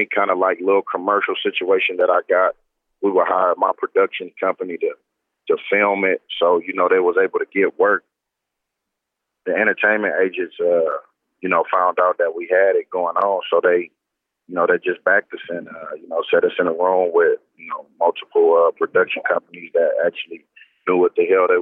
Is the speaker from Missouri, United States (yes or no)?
no; Oakland, California, United States; I just choose to play at Cal because that was my hometown